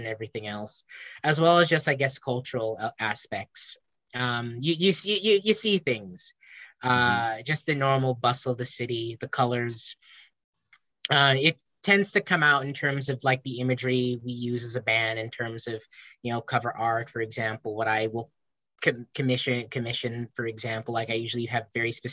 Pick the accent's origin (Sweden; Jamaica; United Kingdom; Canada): Jamaica; Richmond; my hometown